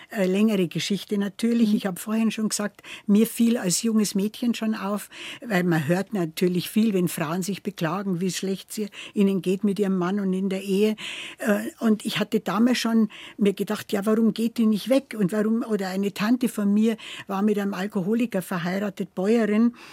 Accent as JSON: {"language": "German", "town": "Fichtach", "region": "Bavaria", "country": "Germany", "tie": "born or raised there", "said": "Äh, ich bin 1941 geboren in Fichtach im Bayerischen Wald, also mitten im Bayerischen Wald, ein äh, kleiner Ort, ja"}